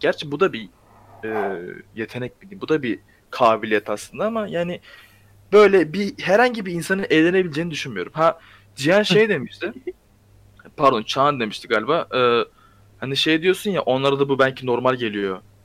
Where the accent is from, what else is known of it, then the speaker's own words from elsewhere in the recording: Ankara, Turkey; Ben Ankaralıyım zaten.